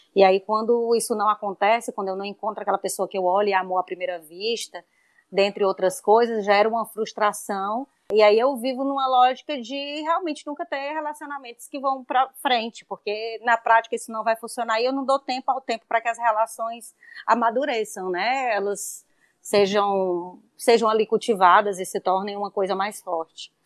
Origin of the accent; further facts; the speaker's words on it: Brazil; aqui para a gente como brasileiro, porque a gente tem culturalmente isso